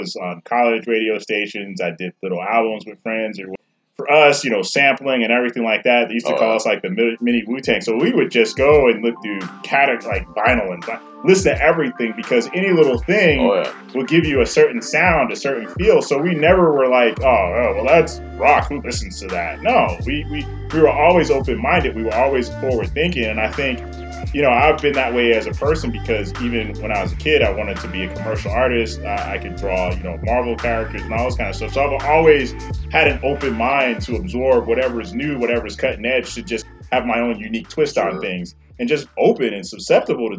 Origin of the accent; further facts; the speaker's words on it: New York, United States; moved away; I grew up in New York, so I was always into, like, house and reggae and rap